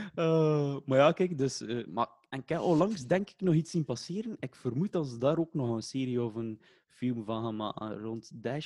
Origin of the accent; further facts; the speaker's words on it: Waregem, Flanders, Belgium; also born or lived in Kortrijk; Geboren in Kortrijk, maar wel eh, getogen ah, in Waregem.